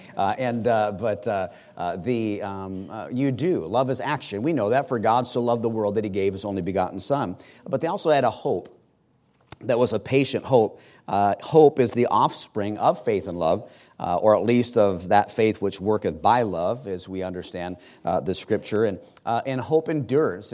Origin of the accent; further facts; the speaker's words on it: United States; as an American